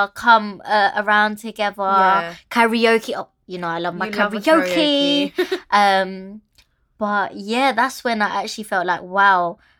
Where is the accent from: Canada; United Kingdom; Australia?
United Kingdom; I'm the only, like, British Filipino.